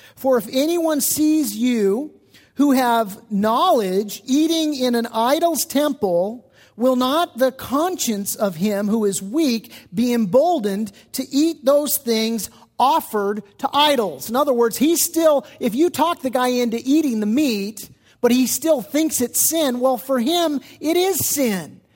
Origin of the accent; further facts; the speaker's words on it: United States; especially as American Christians